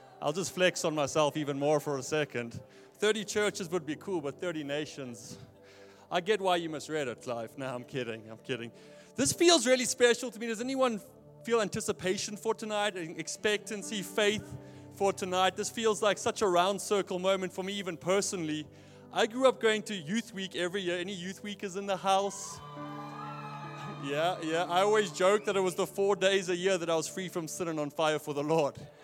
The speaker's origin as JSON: {"language": "English", "country": "South Africa", "tie": "born or raised there", "moved": "as an adult", "lives_now": "Portland, United States", "said": "I grew up in Neisner, by the way. That's why I don't sound American."}